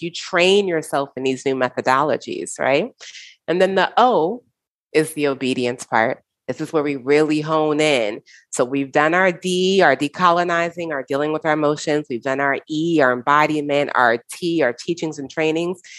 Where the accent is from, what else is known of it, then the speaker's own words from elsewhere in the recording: United States; I grew up in the United States.